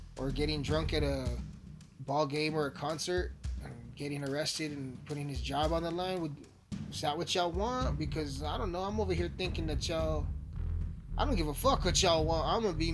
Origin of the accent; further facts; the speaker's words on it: Colorado, United States; I'm from Colorado